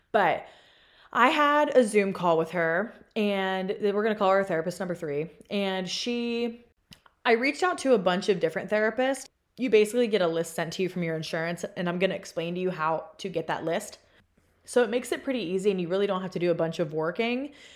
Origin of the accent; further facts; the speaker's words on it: Pennsylvania, United States; moved away as an adult; now in Austin, United States; I am from Pennsylvania